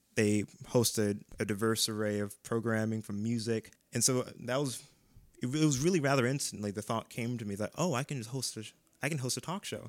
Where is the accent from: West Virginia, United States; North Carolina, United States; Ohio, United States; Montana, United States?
Ohio, United States; Strongsville; also born or lived in Maple Heights, Ohio; I'm originally from Maple Heights, but we moved to Strongsville